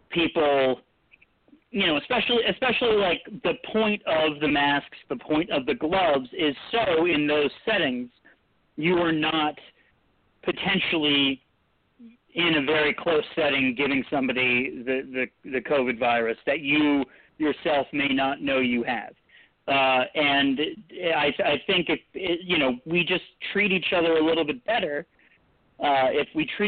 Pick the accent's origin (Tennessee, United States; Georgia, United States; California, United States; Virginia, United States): Virginia, United States; Richmond; My dad's from Northern Virginia, and I was born in Richmond.